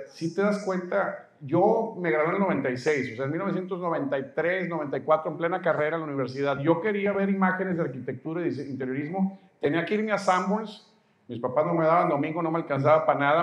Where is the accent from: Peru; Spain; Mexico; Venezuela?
Mexico; soy mexicano, tú también, estamos en México